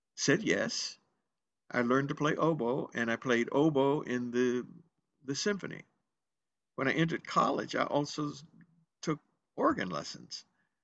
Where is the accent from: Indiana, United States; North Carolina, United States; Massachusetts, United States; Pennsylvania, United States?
North Carolina, United States; Greensboro; I was born in Greensboro, North Carolina